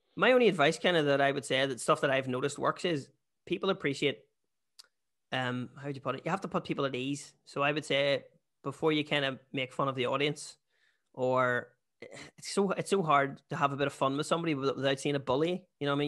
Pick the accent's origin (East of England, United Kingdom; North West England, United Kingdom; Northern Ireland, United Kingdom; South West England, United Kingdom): Northern Ireland, United Kingdom; Bessbrook; moved away; also born or lived in Australia; I'm actually from Bearsbrook